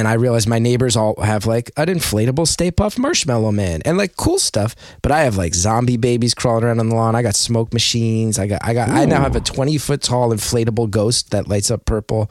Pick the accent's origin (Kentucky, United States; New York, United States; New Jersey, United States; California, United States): New Jersey, United States; growing up in New Jersey